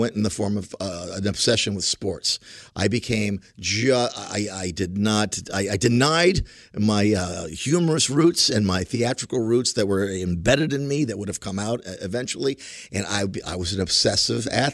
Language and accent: English; Wilkes-Barre, Pennsylvania, United States; also born or lived in South Bend, Indiana / Chicago, Illinois; at the age of 4 or 5, I went back to where my dad is from in Wilkes-Barre, Pennsylvania.